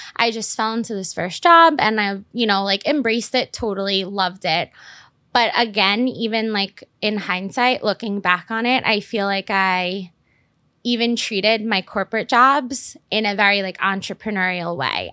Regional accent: New York City, New York, United States; I grew up in Staten Island

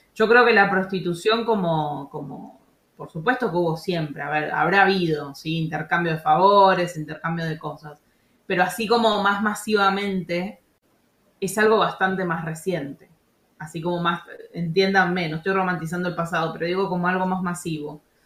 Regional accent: Argentina; moved away; also born or lived in France; yo, como bien argentina

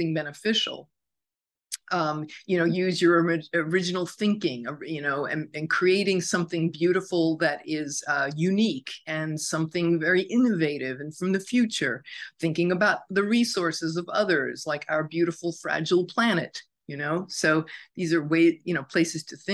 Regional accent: New York, United States; as a New Yorker

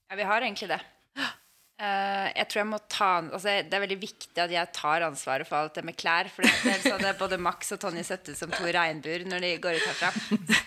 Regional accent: Oslo, Norway; kommer fra Oslo og bor i Oslo.

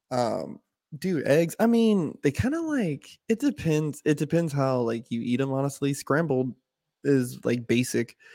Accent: North Carolina, United States; I am from North Carolina.

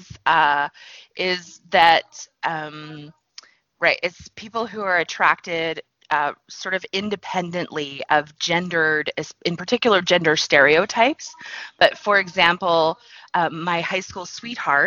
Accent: Texas, United States; I grew up in Texas in the U.S.

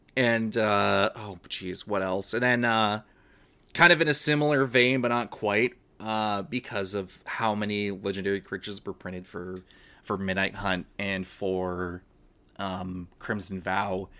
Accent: Canada; I'm Canadian.

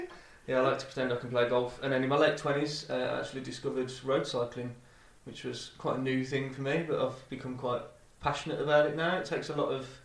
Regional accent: Oldbury, West Midlands, United Kingdom; moved away as an adult; also born or lived in Black Country; now in Birmingham, United Kingdom; I'm not originally from Birmingham, I'm from a beautiful little place just a few miles away called the Black Country. Grew up in a little town in Sandwell called Oldbury, and then kind of moved around the Black Country a little bit before landing in Birmingham in 2012.

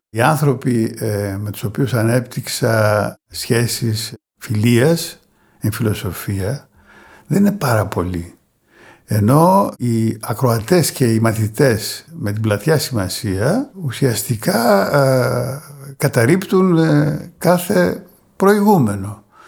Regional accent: Thessaloniki, Central Macedonia, Greece; also born or lived in Pieria / Burgundy, France / Paris, France; Προέρχομαι από την Πιερία σε ό,τι αφορά τη γέννησή μου, αλλά μεγάλωσα ε, στη Θεσσαλονίκη

